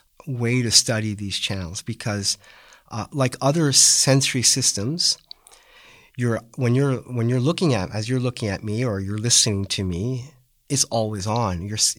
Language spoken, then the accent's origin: English; Western Canada, Canada; Yeah, so I grew up in Western Canada.